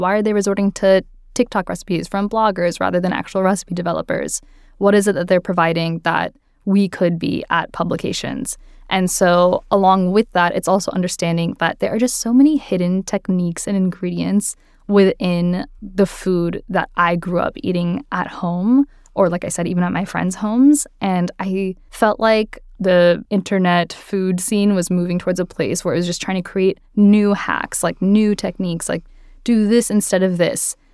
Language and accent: English; Marietta, Georgia, United States; moved away as an adult; also born or lived in Athens, Georgia; now in New York City, United States; I grew up in Marietta, Georgia, which is just outside of Atlanta